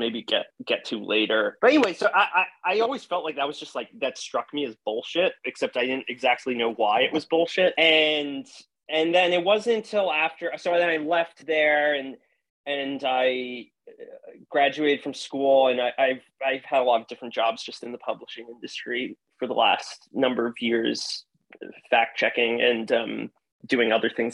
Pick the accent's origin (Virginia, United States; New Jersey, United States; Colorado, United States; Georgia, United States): New Jersey, United States; Hudson County; I grew up in northern New Jersey, in Hudson County, New Jersey